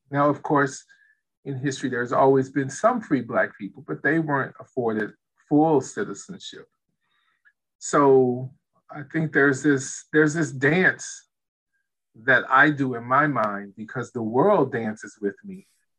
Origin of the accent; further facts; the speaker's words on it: United States; And so my experience, that duality is that, yes, I'm American.